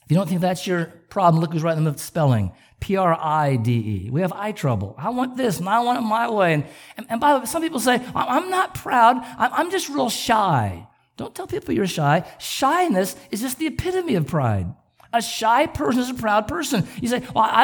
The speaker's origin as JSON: {"language": "English", "region": "Southern California", "country": "United States", "tie": "born or raised there", "said": "I grew up in Southern California"}